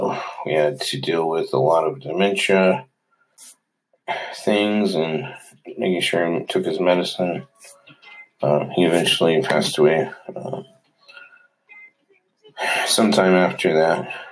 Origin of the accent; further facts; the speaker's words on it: Utah, United States; born there; So we know I was born in Utah, only child, but had an older brother and older sister, served a mission.